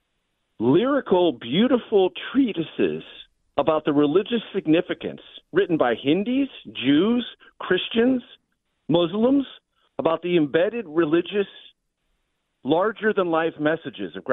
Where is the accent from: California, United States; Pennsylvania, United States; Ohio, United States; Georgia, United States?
California, United States; San Diego; I grew up in San Diego